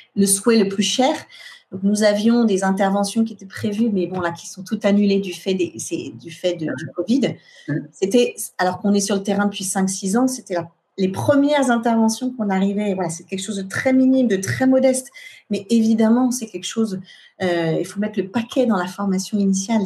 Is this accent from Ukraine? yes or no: no; France; Chez nous en France